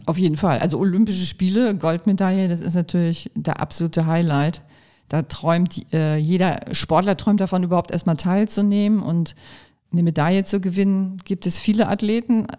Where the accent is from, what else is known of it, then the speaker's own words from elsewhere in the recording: Kiel, Schleswig-Holstein, Germany; now in Pulheim, Germany; Heimat ist schon, weil da bin ich als Kind aufgewachsen, damit verbinde ich Heimat